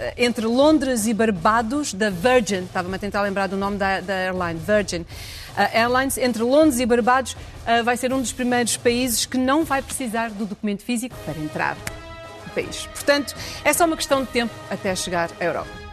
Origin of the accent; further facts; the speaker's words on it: Portugal; moved away; quando eu dizia que era, vinha de Portugal